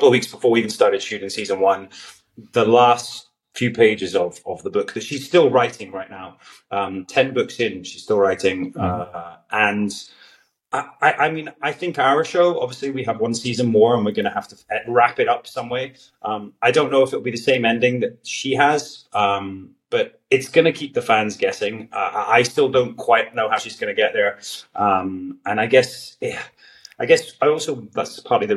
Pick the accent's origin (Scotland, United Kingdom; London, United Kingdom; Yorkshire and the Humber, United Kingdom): Scotland, United Kingdom; Galloway; my hometown in the southwest in Galloway